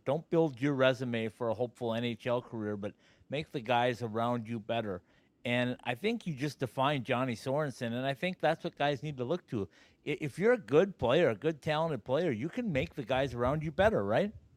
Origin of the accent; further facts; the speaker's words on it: Minnesota, United States; me being a Minnesotan